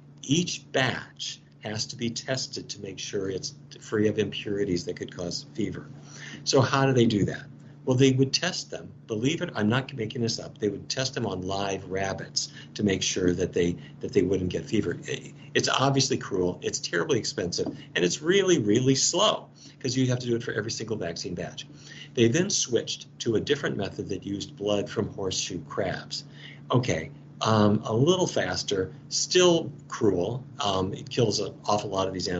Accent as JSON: {"language": "English", "town": "Fargo", "region": "North Dakota", "country": "United States", "tie": "born or raised there", "said": "I grew up in Fargo, North Dakota"}